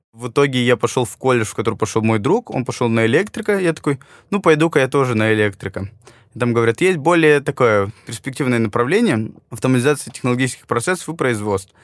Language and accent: Russian; Yekaterinburg, Sverdlovsk Oblast, Russia; now in Moscow, Russia; я родился в Екатеринбурге